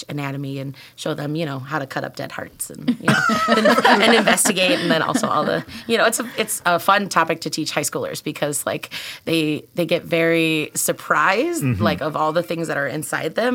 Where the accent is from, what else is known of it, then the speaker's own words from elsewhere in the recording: Tinley Park, Illinois, United States; I grew up in Tinley Park.